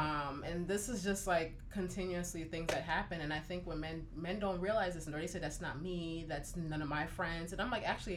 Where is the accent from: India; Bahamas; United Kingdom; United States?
United States; Newark, New Jersey; I grew up in Newark, New Jersey